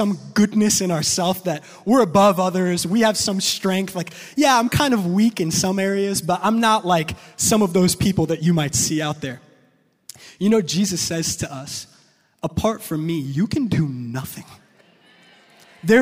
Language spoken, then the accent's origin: English; New York, United States; I'm from New York